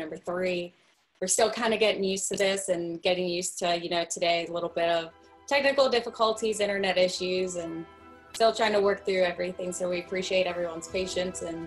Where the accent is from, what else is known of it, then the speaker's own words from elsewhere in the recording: the North, United States; now in Auburn, United States; I'm from the north